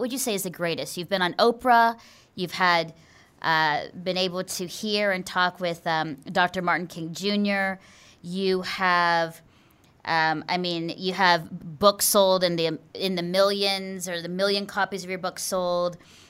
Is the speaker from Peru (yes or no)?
no; Philippines; now in Canada; people define themselves by their circumstance or the color of their skin, me being Filipino